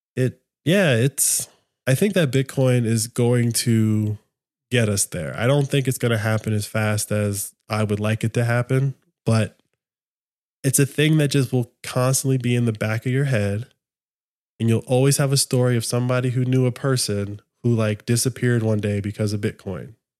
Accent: United States; as an American, like that is my nation

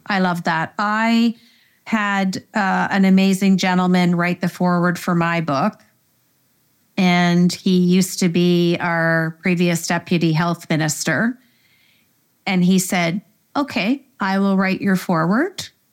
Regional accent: Canada; we're Canadian

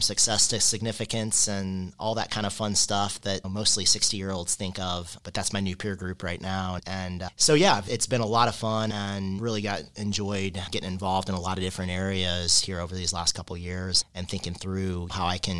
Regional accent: Kentucky, United States; moved away as an adult; now in Indiana, United States; I grew up in Kentucky, and growing up in Kentucky, you only have three things

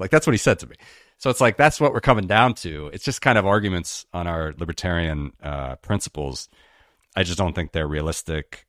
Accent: Cincinnati, Ohio, United States; my hometown named after the Great Cincinnati

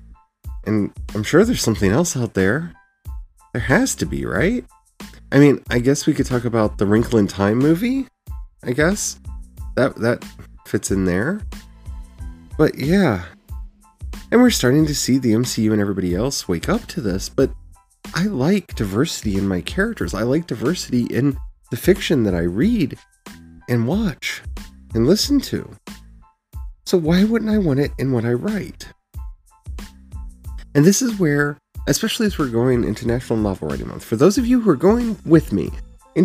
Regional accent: Frederick, Maryland, United States; the town I grew up in Frederick, Maryland

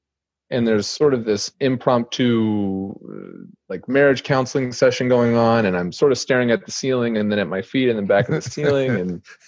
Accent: Wisconsin, United States; born or raised there; now in Russia

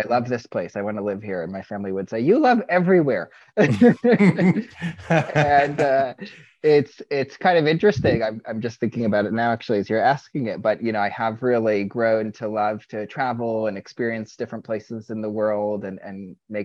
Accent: Brookline, Massachusetts, United States; first language Hebrew; English is a second language; also born or lived in Israel; I grew up in Brookline, Massachusetts. It's right in the Boston area

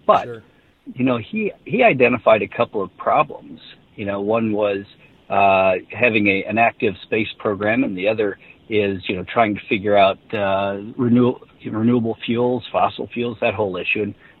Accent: Midwest, United States; You know, I'm a guy from the Midwest, but we became friends.

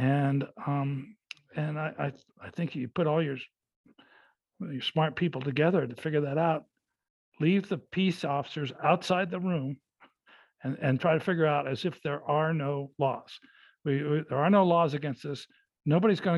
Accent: Los Angeles, California, United States; I was growing up in Los Angeles

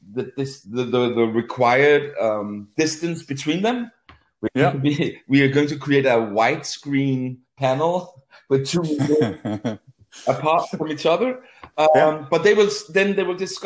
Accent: Copenhagen, Capital Region of Denmark, Denmark; I'm from Copenhagen

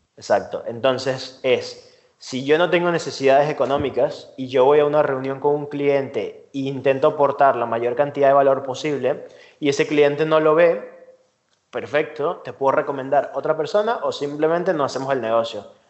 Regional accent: Venezuela; moved away as an adult; now in Spain; soy venezolano, ahora llevo tres años aquí en España

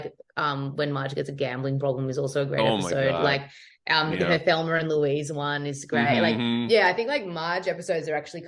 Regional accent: Australia; Oh, it's all accurate. It's completely what happens. Yeah. That's what it's like down there.

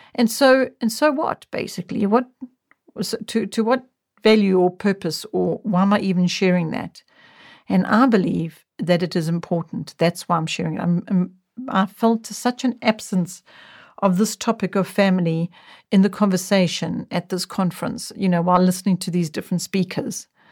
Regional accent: South Africa; television only came into our country when I was in my young adult years.

